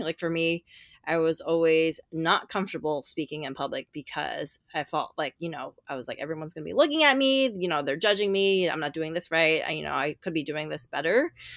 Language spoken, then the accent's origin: English; New York City, New York, United States; I'm from New York City